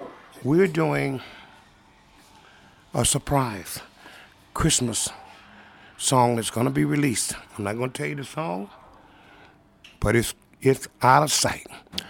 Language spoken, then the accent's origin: English; Mississippi, United States; just did a new album of … that's kind of autobiographical of my life. It's about growing up in Mississippi